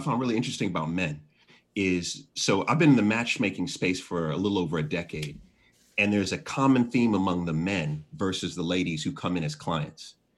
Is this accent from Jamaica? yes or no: yes; Jamaica; also born or lived in Washington, D.C.; I'm Jamaican, you know, so I have 10 jobs.